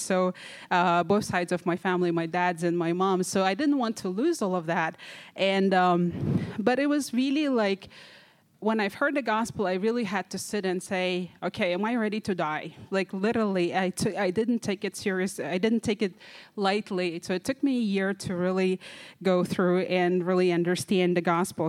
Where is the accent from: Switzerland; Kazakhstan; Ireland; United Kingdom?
Kazakhstan; I'm from Kazakhstan.